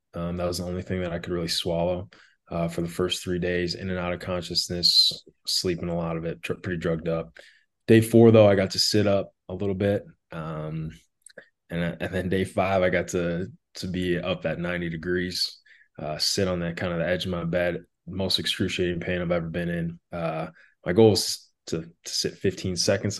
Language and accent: English; Wishek, North Dakota, United States; now in Arizona, United States; I'm originally from Wishick, North Dakota, uh, a town of about a thousand people in South Central part of the state.